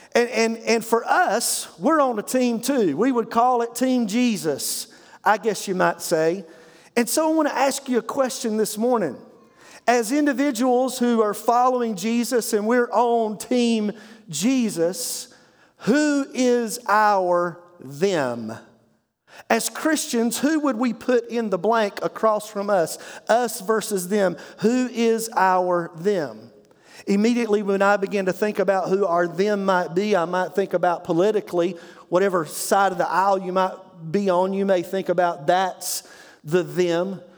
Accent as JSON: {"language": "English", "region": "Eastern North Carolina", "country": "United States", "tie": "born or raised there", "said": "I grew up in Eastern North Carolina"}